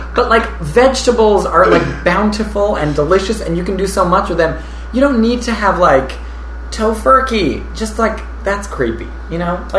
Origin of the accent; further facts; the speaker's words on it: Toronto, Ontario, Canada; born or raised there; moved away as an adult; also born or lived in Belgrade, Serbia; now in New York, United States